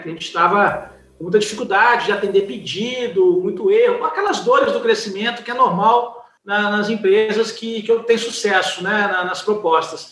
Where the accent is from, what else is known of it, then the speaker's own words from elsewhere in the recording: Juiz de Fora, Minas Gerais, Brazil; Sou mineiro, mineiro de Juiz de Fora.